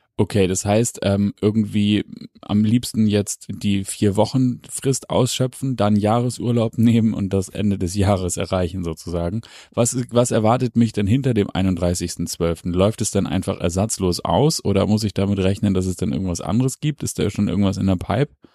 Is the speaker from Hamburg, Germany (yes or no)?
yes; Hamburg, Germany; als Hamburger sei mir das gegönnt